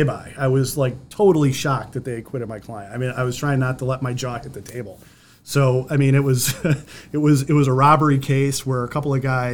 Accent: Conesus, New York, United States; now in Brighton, United States; I grew up in Conesus, New York, in the middle of nowhere

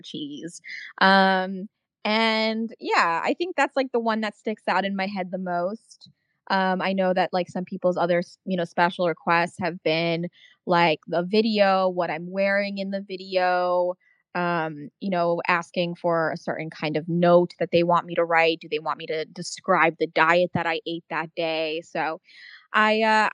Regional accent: Czechia; now in United States; I'm actually originally from Czech Republic

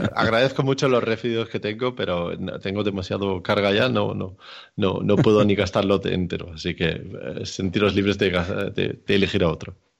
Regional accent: Denmark; now in Spain; Yo soy de Dinamarca, pero vivo en España.

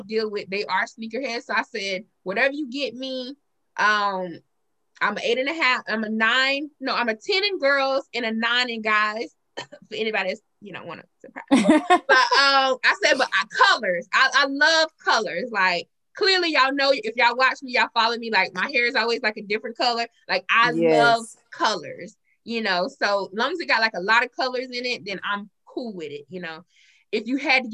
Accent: South Carolina, United States; I'm Southern. I'm born and raised in South Carolina

